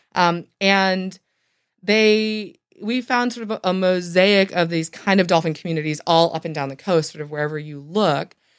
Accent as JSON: {"language": "English", "region": "Michigan", "country": "United States", "tie": "born or raised there", "moved": "yes", "said": "I actually grew up in Michigan"}